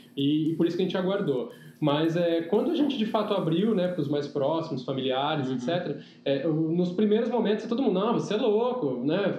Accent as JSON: {"language": "Portuguese", "town": "São José do Rio Preto", "region": "São Paulo", "country": "Brazil", "tie": "born or raised there", "also_born_or_lived": "Penápolis"}